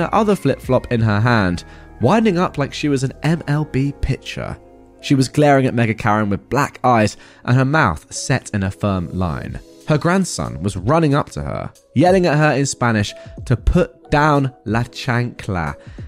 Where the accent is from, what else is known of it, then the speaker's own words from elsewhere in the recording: England, United Kingdom; I'm English